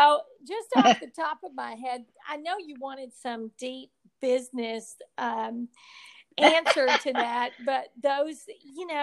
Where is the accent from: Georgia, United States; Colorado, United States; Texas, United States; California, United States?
Texas, United States; I'm a Texas girl and I was born in Texas and I plan to die in Texas